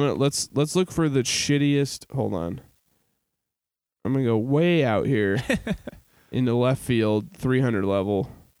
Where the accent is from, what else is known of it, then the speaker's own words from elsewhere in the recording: St. Louis, Missouri, United States; I was born in St. Louis.